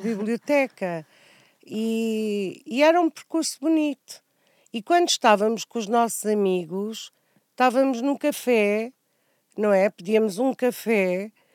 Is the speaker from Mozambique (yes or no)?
yes; Angoche, Nampula, Mozambique; Nasci em António Enes, um, era, era uma cidade muito pequena, uh, cresci, cresci a brincar uh, na terra